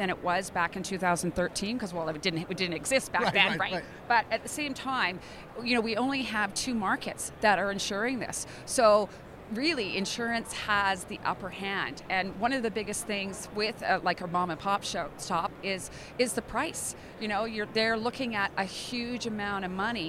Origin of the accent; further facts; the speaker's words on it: British Columbia, Canada; I'm from British Columbia.